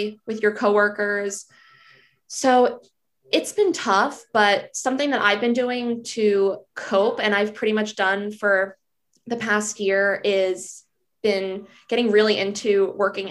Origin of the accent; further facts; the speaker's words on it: New Jersey, United States; I am from New Jersey.